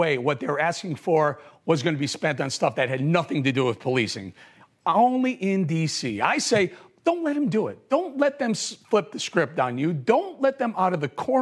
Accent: Chicago, Illinois, United States; now in New York City, United States; I'm born and raised in Chicago

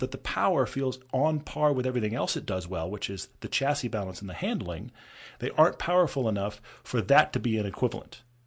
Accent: Texas, United States; moved away; also born or lived in California; growing up in Texas

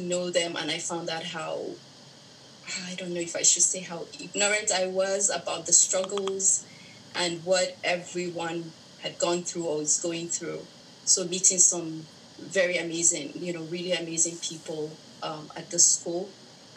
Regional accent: Nigeria; moved away as an adult; now in Los Angeles, United States; I'm originally from Nigeria.

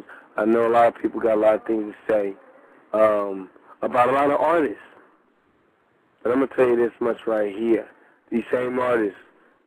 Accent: Philadelphia, Pennsylvania, United States; moved away; I'm from Philly originally

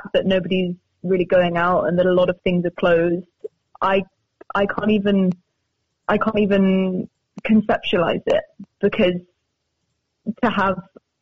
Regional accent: Cambridge, East of England, United Kingdom; moved away; also born or lived in Spain; I'm from Cambridge. I was born there and I went to university there and my grandmother lives there

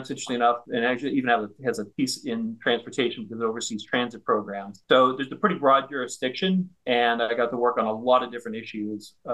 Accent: northern Minnesota, United States; moved away; I grew up in Minnesota, kind of northern Minnesota.

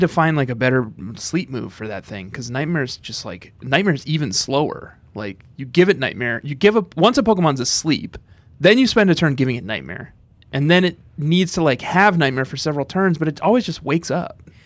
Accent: Minnesota, United States; was growing up in Minnesota

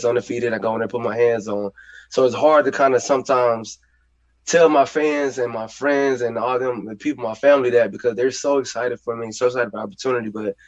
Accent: Texas, United States; moved away as an adult; now in Arkansas, United States; I'm from Texas

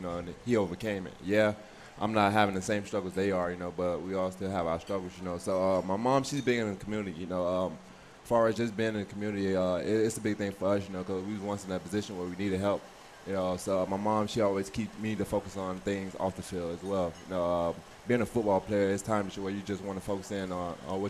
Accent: Miami, Florida, United States; moved away as an adult; so we grew up down in South Florida. You know, I grew up in Miami.

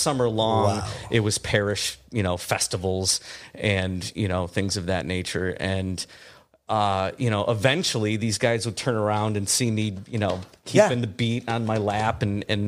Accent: just outside of Detroit, Michigan, United States; accent: Midwestern; moved away as an adult; now in Los Angeles, United States; I grew up just outside of Detroit

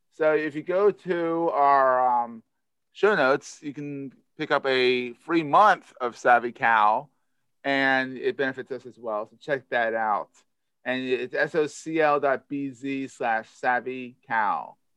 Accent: Philadelphia, Pennsylvania, United States; accent: Philadelphia; It's a Philadelphia accent in me.

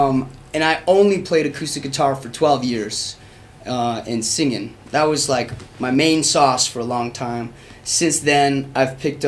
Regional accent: Albuquerque, New Mexico, United States; moved away as an adult; now in Colorado, United States; I'm a musician from Albuquerque, New Mexico.

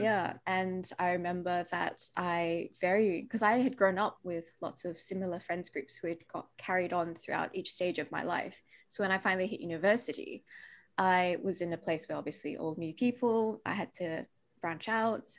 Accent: Perth, Western Australia, Australia; accent: Aussie; also born or lived in Malaysia; I was born in Malaysia, but I came to Australia when I was two years old

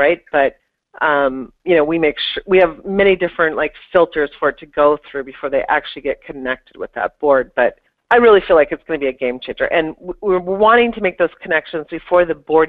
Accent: Minneapolis, Minnesota, United States; moved away as an adult; now in New York, United States; I moved from Minneapolis to New York, and that alone is extremely intimidating, you know, Minnesota, Midwestern girl moving to the big city

